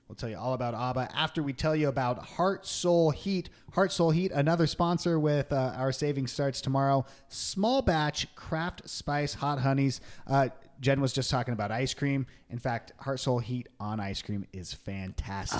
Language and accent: English; Long Beach, California, United States; So we grew up in Long Beach, California